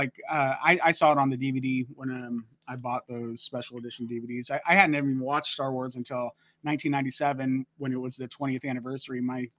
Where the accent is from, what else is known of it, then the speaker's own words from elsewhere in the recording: Modesto, California, United States; that's my hometown. I grew up in Modesto, California